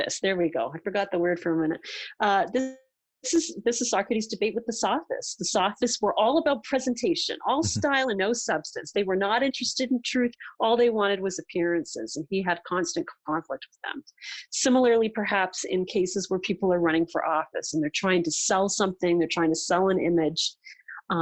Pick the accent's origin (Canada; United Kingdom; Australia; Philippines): Canada; as a Canadian